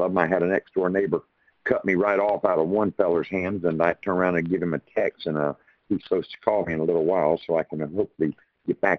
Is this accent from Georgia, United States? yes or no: yes; Pembroke, Georgia, United States; I'm from Pembroke, Georgia